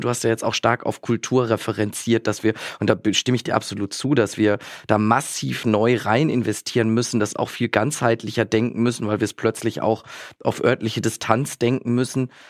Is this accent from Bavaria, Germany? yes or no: no; Bielefeld, North Rhine-Westphalia, Germany; in meiner wunderbaren Heimatstadt Bielefeld